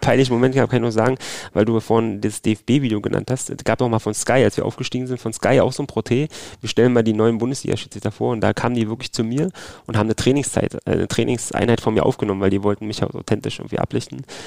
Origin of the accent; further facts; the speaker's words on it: Berlin, Germany; accent: Berliner Slang; Ich wechsle ja ab und zu meinen Berliner Slang